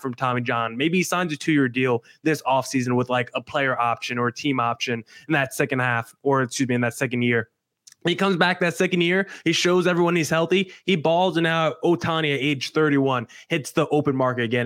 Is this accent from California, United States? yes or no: no; New Jersey, United States; I'm a guy born and raised in New Jersey